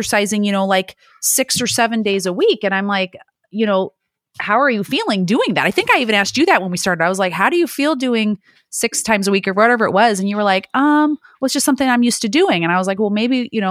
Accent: Illinois, United States; now in California, United States; I live in California now, but I'm born and raised in Illinois

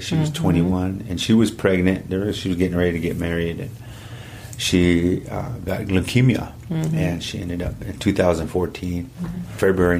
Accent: Rock Creek, South Dakota, United States; now in Louisville, Colorado, United States; I was born and raised on the South Dakota side in a little village called Rock Creek, mm-hmm. and I was born and raised there and by my grandparents, and they raised me there all my life. But now I reside here in Louisville, Colorado

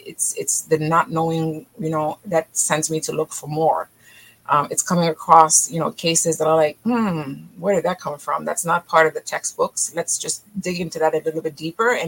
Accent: Haiti; moved away; also born or lived in Israel; I'm originally from Haiti

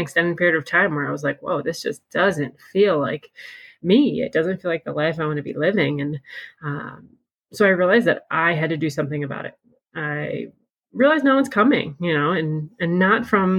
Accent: Pennsylvania, United States; moved away; we're originally from Pennsylvania

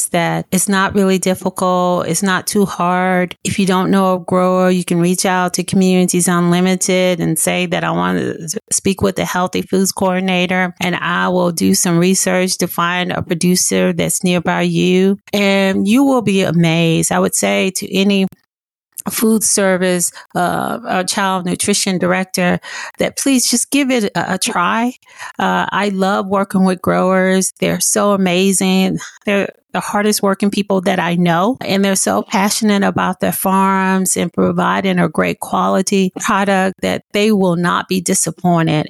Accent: Blytheville, Arkansas, United States; I am originally from Blytheville, Arkansas, a small rural town in the Delta. I grew up in a home and my mom had 8 kids

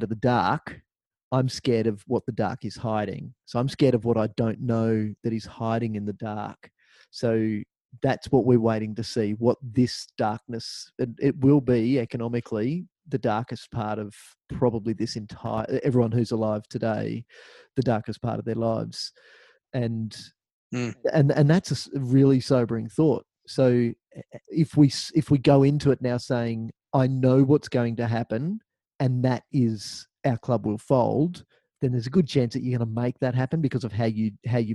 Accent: Australia; we're Australian

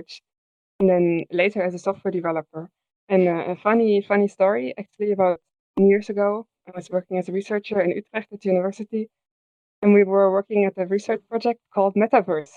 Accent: Germany; now in Netherlands; I live in the Netherlands. I'm from Germany.

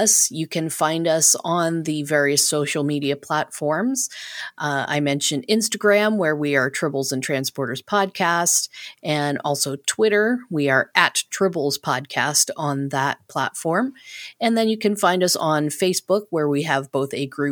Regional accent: Canada; as a Canadian who lives in an area that French is rather prominent

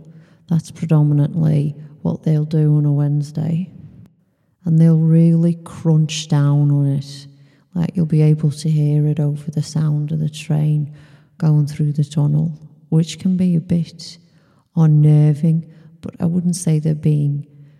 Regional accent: Texas, United States; even though I'm from Texas and you would never think that somebody from Texas would have this problem, I actually have a vitamin D problem.

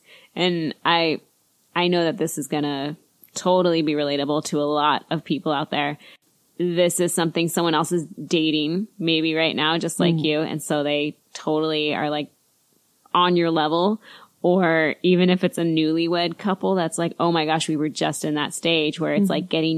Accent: United States; We're just American. I don't know. We live

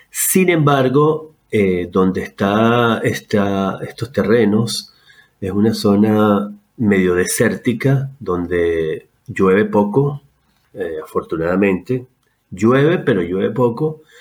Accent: Venezuela; Yo decía, pero es que aquí en Venezuela es imposible. Y me invitaron a, una zona que tenemos en Venez

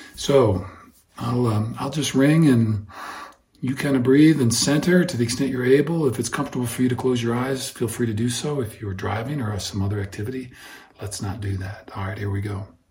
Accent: Iowa, United States; I grew up in Iowa

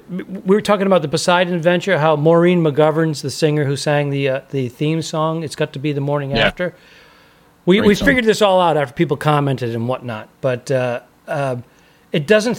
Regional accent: Northeast, United States; I grew up in the Northeast.

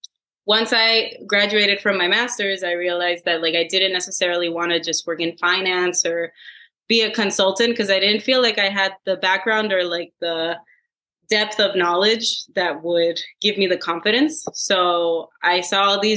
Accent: Puerto Rico; moved away as an adult; also born or lived in Massachusetts / San Francisco; now in South San Francisco, United States; I am originally from Puerto Rico, and once I left, I went to do my master's in Massachusetts

